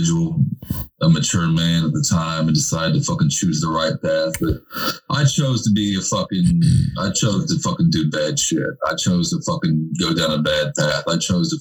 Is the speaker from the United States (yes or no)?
yes; West Virginia, United States; moved away as an adult; me living back in my hometown